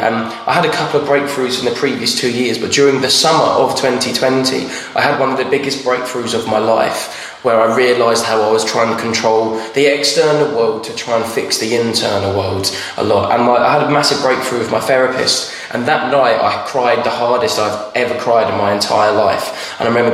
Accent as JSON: {"language": "English", "town": "Braintree", "region": "East of England", "country": "United Kingdom", "tie": "born or raised there", "also_born_or_lived": "Ireland", "said": "an open mic in my hometown in Braintree at a pub called The Swan"}